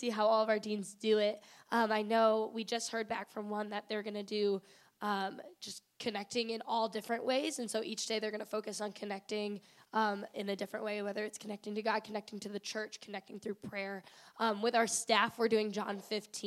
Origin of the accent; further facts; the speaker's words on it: Cambridge, Illinois, United States; moved away as an adult; also born or lived in Macomb, Illinois; now in Springfield, United States; Originally Cambridge, Illinois, which is near the Quad Cities